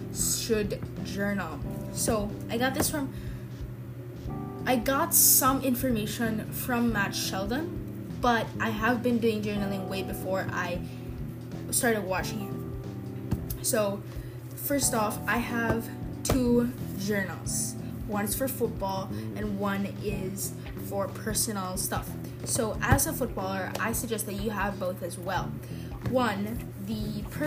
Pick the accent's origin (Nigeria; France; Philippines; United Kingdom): Philippines; I'm from the Philippines